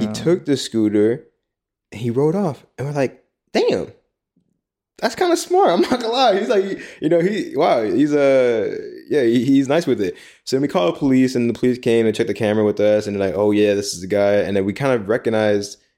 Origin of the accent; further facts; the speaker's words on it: United States; moved away as an adult; now in Taiwan; our experiences in Taiwan as American expats